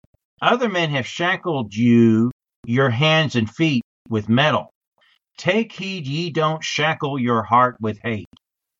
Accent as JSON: {"language": "English", "region": "Indiana", "country": "United States", "tie": "born or raised there", "said": "You know, I was born in Indiana."}